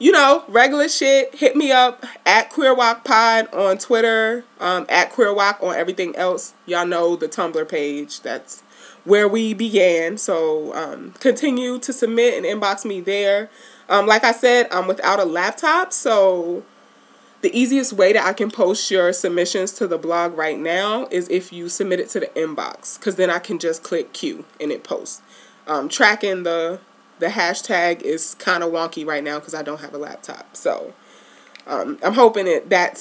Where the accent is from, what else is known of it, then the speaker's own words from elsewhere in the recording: New York City, New York, United States; I grew up in Baisley Projects